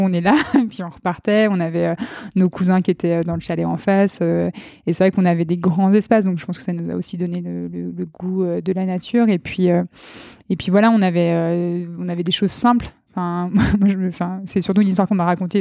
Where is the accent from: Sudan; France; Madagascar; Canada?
France; Chambéry, Auvergne-Rhône-Alpes; also born or lived in Beaufortain; je suis née à Chambéry en février 1994